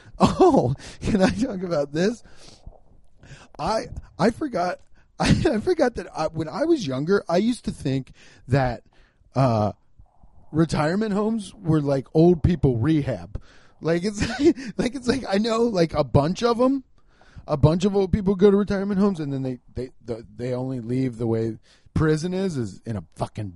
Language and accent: English; Cincinnati, Ohio, United States; I'm holding down the Midwest, baby. I'm from Cincinnati